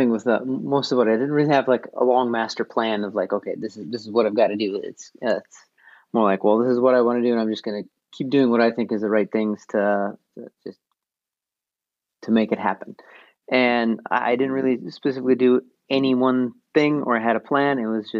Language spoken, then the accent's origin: English; North Dakota, United States; Well, like my hometown, I don't think it even has 100 people anymore, but it was around 120.